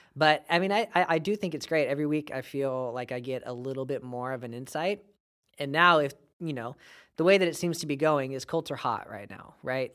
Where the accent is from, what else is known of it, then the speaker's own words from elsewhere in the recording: Bakersfield, California, United States; moved away as an adult; now in Fresno, United States; I am from Baco